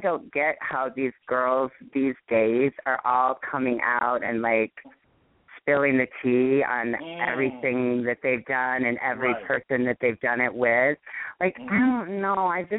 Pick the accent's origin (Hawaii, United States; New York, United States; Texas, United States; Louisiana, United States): Hawaii, United States; obviously Gil, her choreographer, knew us because we're all from Hawaii, and I knew a lot of people from Hawaii